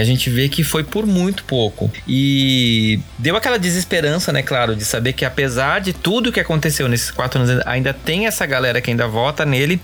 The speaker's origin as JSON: {"language": "Portuguese", "country": "Brazil", "said": "a gente, como brasileiros, como cidadãos"}